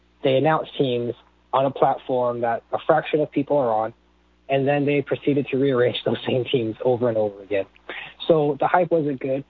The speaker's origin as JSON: {"language": "English", "town": "Seattle", "region": "Washington", "country": "United States", "tie": "born or raised there", "moved": "yes", "lives_now": "Florida, United States", "said": "I used to live in Washington and Seattle pretty much my whole life in Washington"}